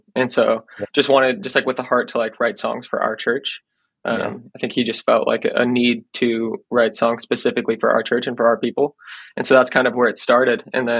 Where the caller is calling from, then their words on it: Bothell, Washington, United States; Yeah, we're in a town called Bothell, Washington. We're about like 20, 30 minutes out from Seattle.